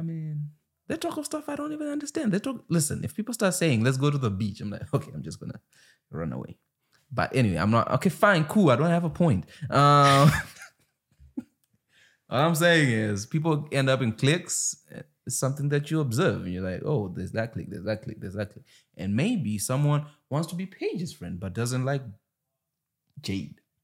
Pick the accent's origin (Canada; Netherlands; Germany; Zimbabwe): Zimbabwe; moved away; I come from Zimbabwe where you don't get rocked